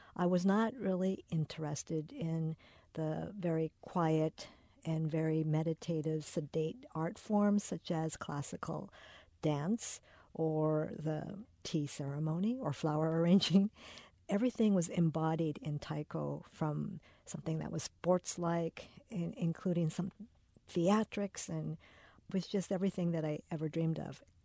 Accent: United States; we are not from Japan, that we are home bred here in America

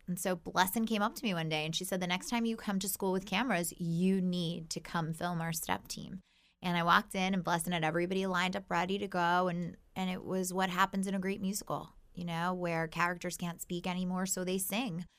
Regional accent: Baltimore, Maryland, United States; I'm born and raised in Baltimore

